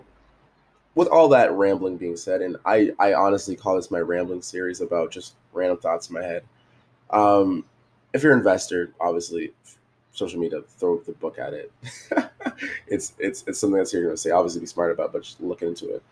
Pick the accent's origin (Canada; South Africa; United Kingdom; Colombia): Canada; Jamaican and coming up, it's kind of like growing up in, Canada